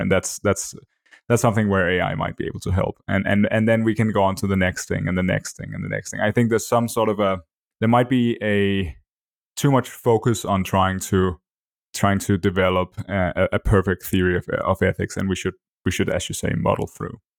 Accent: Denmark; first language Danish; English is a second language; my native language

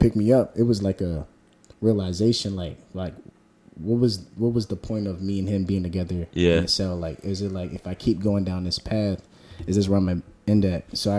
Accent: Beverly, United States; growing up in Beverly

